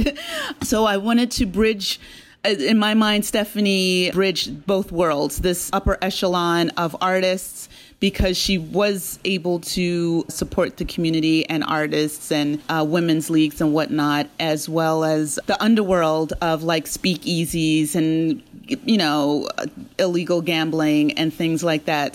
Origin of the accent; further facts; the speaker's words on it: Hamilton, New Jersey, United States; I grew up in South Jersey, in Hamilton, New Jersey, um, which is the blueberry capital of the world.